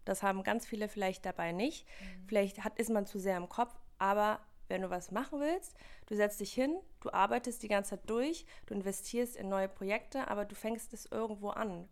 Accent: Wipperfürth, North Rhine-Westphalia, Germany; Ich komme aus Wipperfürth, das ist in der Nähe von Köln. Ist eher so ein katholisches kleines Dörfchen

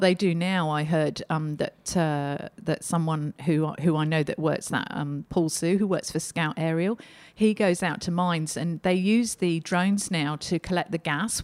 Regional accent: Australia; we're Australian.

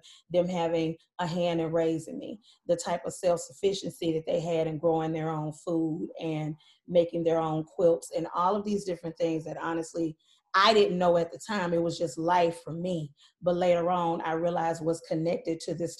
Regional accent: Mississippi, United States; I grew up in Mississippi

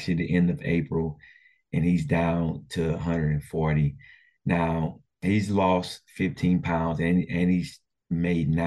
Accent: Port Arthur, Texas, United States; growing up in Port Arthur, we had three high schools

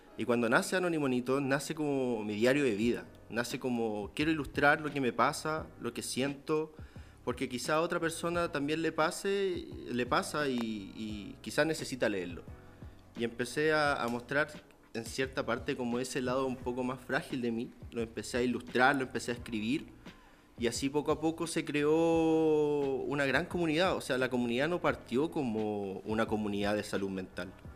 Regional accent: Santiago, Santiago Metropolitan Region, Chile; soy de Santiago

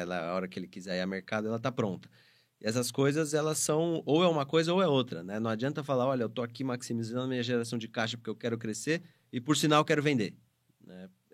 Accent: interior of São Paulo, Brazil; sou do interior de São Paulo. Nasci em São Paulo, cresci no interior e voltei para São Paulo para estudar.

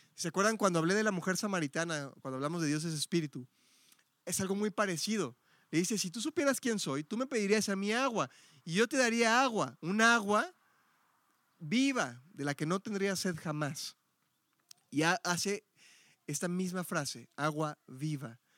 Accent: Mexico City, Mexico; now in Guadalajara, Mexico; Yo soy Ciudad de México

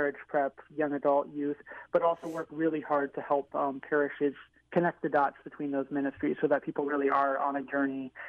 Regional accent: Seattle, Washington, United States; moved away as an adult; now in Chicago, United States; I'm from Seattle, Washington

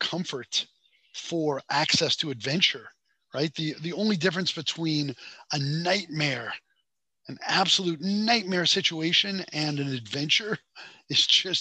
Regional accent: Boston, Massachusetts, United States; moved away as an adult; also born or lived in Beijing, China / Hong Kong; I grew up in Boston in a very Italian neighborhood

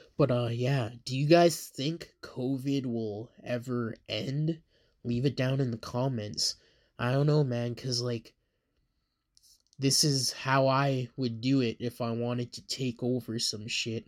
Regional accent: Canada; I am from Canada

